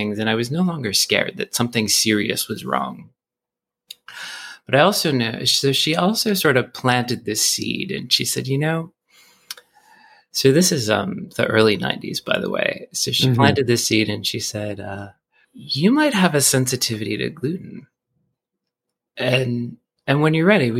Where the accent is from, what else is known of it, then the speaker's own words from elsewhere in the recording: Boston, Massachusetts, United States; now in Brooklyn, New York, United States; I grew up in Boston.